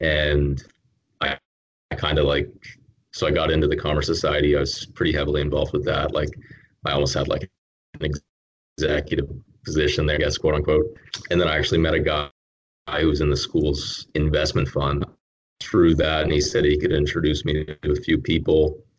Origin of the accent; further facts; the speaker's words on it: Canada; born there; also born or lived in Texas, United States; I was actually I was born in Canada, and then I lived in Texas for about 10 years.